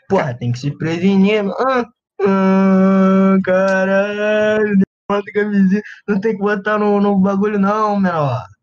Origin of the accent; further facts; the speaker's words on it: Rio de Janeiro, Brazil; accent: carioca; eu mesmo tendo um sotaque carioca